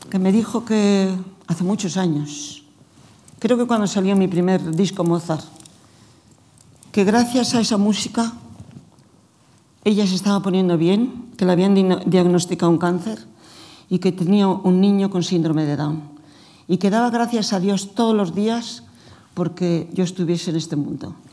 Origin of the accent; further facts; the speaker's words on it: Spain; Nosotros estamos en España y somos los españoles.